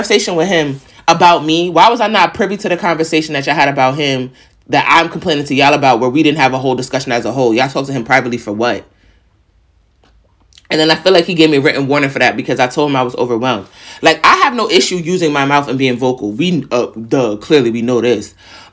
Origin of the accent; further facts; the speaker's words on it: New York, United States; I'm from New York.